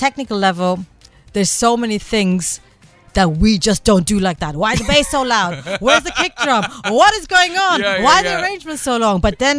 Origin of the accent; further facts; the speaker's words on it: India; now in Cape Town, South Africa; And I come from another culture. I'm Indian, right?